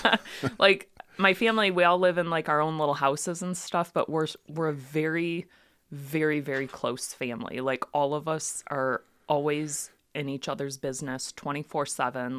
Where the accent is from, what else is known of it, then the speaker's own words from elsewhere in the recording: Ortonville, Michigan, United States; I grew up in Ortonville